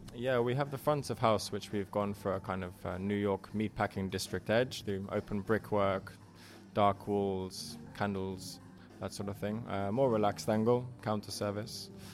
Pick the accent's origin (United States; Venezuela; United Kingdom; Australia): United Kingdom; England; moved away as an adult; now in Helsinki, Finland; i grew up in England. I'm of Irish parents.